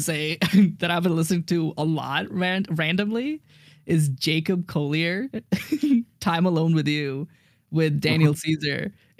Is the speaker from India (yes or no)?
yes; India; because like I'm from India and like my parents' religion is Hinduism.